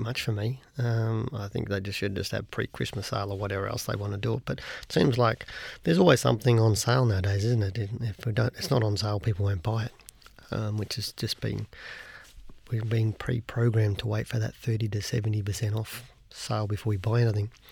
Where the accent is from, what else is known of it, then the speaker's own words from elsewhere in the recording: Australia; as an Australian